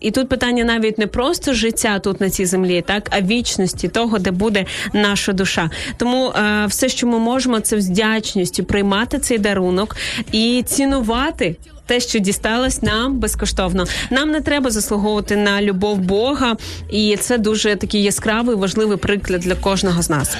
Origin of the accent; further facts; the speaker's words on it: Izmail, Odesa Oblast, Ukraine; now in Kyiv, Ukraine; Ізмаїла, мого рідного міста.